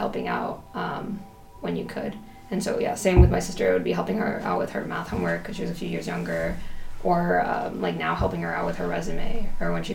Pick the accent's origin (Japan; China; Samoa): Japan; I grew up in Japan most of my life